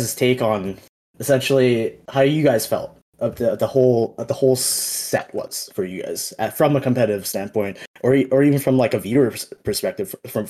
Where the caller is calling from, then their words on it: Edmonton, Alberta, Canada; I'm calling from Edmonton, Alberta, Canada.